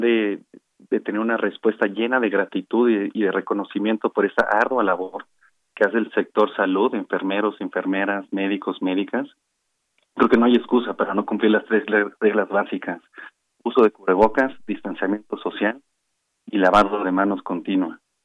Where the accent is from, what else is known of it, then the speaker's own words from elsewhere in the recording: Mexico; todos somos mexicanos